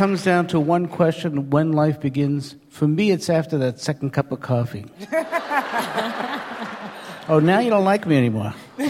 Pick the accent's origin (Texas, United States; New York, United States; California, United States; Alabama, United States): New York, United States; New York City; now in Boston, United States; I grew up in New York City, Sheepshead Bay.